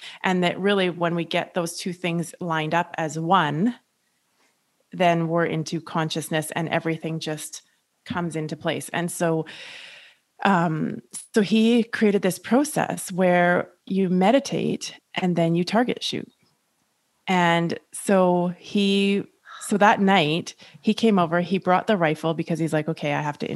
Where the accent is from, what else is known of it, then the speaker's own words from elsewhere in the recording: Canada; Julie and I are both Canadian